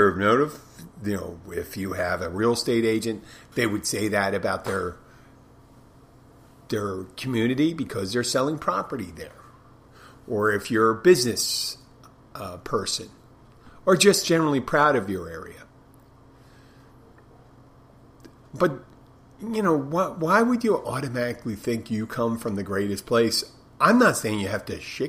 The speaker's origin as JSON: {"language": "English", "town": "Philadelphia", "region": "Pennsylvania", "country": "United States", "tie": "born or raised there", "moved": "as an adult", "said": "my hometown, Philadelphia"}